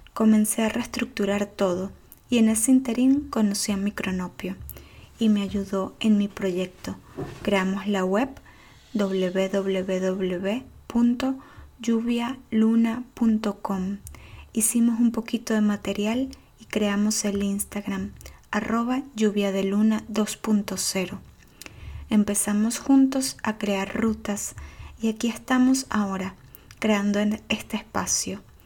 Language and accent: Spanish; Venezuela; moved away as an adult; also born or lived in Buenos Aires, Argentina; now in Budapest, Hungary; Nací y crecí en Venezuela